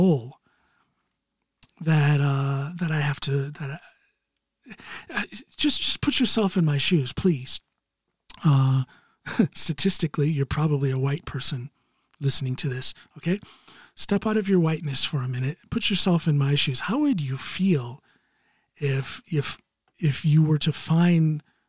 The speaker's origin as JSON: {"language": "English", "country": "United States", "moved": "as an adult", "lives_now": "Norway", "said": "I'm an American citizen living outside of the United States."}